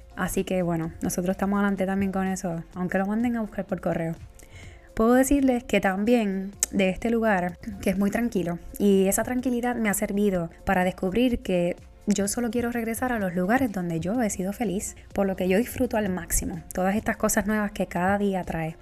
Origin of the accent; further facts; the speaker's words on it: Puerto Rico; now in United States; yo soy la boricua fuera de la isla